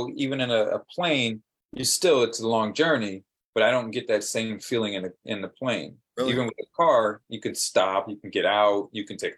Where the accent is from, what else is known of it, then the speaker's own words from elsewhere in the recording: Hawaii, United States; moved away; I grew up in Hawaii